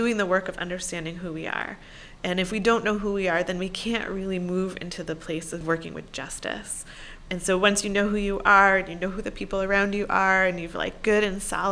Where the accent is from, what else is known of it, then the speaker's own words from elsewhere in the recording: Syracuse, New York, United States; my own schooling growing up in Syracuse, New York in the 1980s and 90s